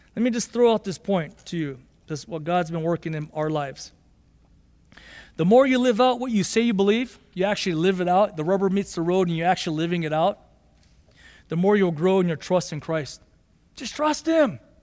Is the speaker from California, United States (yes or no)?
yes; Los Angeles, California, United States; also born or lived in Boyle Heights, Los Angeles / Monterey Park, California / Arcadia, California; growing up, we grew up in Monterey Park or Boyle Heights, then we moved to Monterey Park, and then we moved to Arcadia in nineteen eighty-eight.